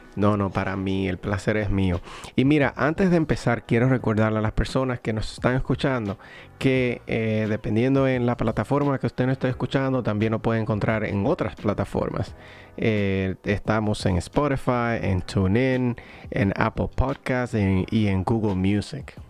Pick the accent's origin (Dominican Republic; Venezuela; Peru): Dominican Republic; como diríamos dominicana